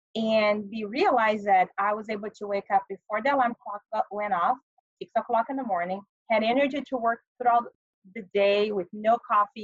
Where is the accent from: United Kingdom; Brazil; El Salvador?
Brazil; moved away as an adult; now in United States; I was born in Brazil